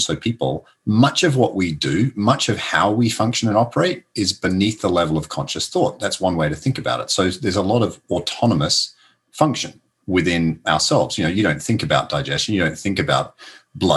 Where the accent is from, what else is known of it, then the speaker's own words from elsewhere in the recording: Adelaide, South Australia, Australia; moved away as an adult; now in Pittsburgh, United States; I'm originally from Adelaide, Australia. So that's where I grew up. But I did move here to Pittsburgh basically 20 years ago